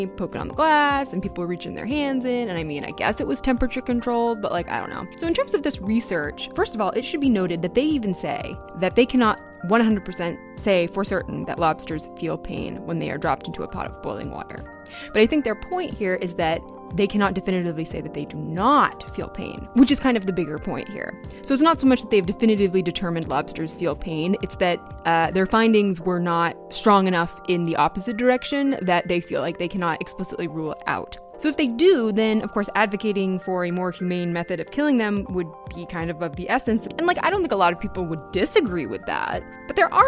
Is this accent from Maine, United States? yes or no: yes; Maine, United States; I grew up in Maine. I live here now